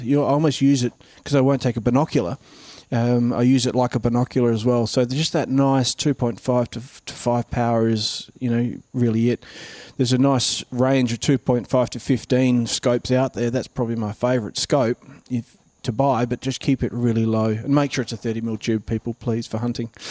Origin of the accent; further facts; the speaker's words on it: Mount Gambier, South Australia, Australia; also born or lived in New South Wales; now in Queensland, Australia; South Australia, where I'm from, is a real duck hunting place, and I grew up around Mount Gambier region